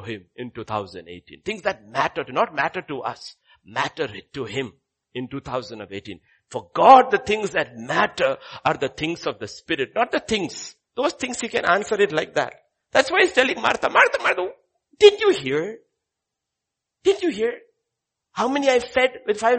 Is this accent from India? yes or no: yes; Kerala, India; now in Hyderabad, India; I'm from Kerala.